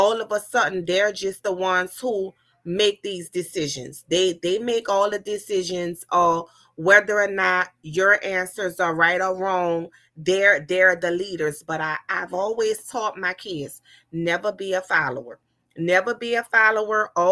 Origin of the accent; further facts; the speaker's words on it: New Orleans, Louisiana, United States; growing up in New Orleans, Louisiana, you know, it was rough